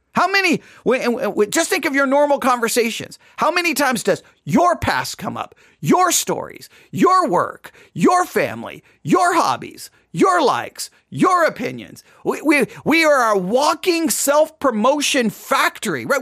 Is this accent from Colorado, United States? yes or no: no; West Texas, United States; accent: West Texas; My West, my West Texas accent